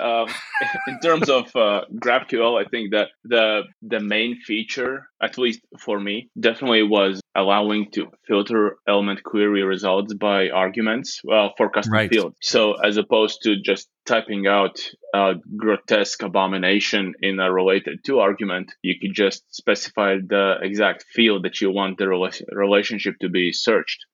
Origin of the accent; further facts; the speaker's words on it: Latvia; I'm from Latvia.